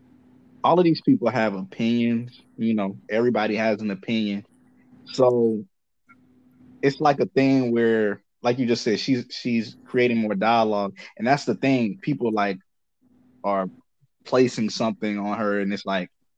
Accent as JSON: {"language": "English", "country": "Ghana", "said": "being Ghanaian"}